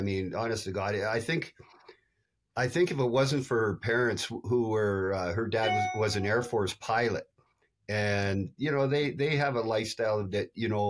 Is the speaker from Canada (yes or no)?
yes; Canada; But yeah, but that's American beer, and I'm Canadian.